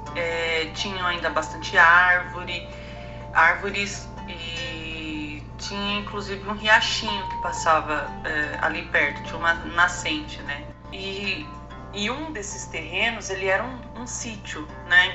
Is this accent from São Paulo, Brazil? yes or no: yes; Ferraz de Vasconcelos, São Paulo, Brazil; Eu sou de São Paulo, mas cresci na cidade de Ferraz de Vasconcelos